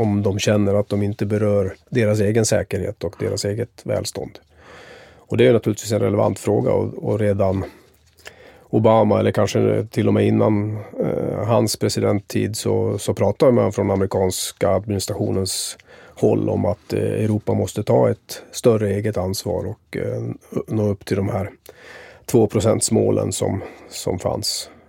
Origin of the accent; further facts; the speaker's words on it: Sweden; also born or lived in Tampa, United States; som svensk